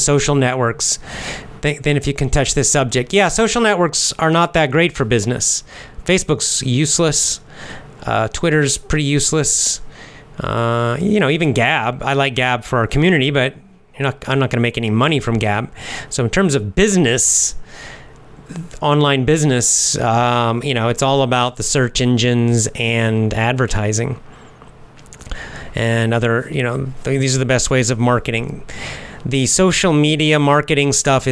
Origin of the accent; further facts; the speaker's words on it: United States; moved away as an adult; also born or lived in San Francisco; now in Japan; I'm from the United States, from America